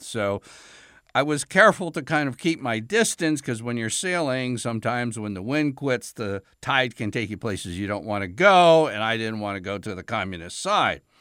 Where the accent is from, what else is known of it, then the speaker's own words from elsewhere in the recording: United States; as an American